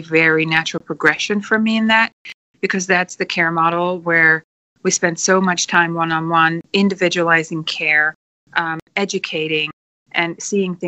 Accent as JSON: {"language": "English", "country": "Netherlands", "also_born_or_lived": "New Zealand", "moved": "yes", "said": "I'm originally from Holland"}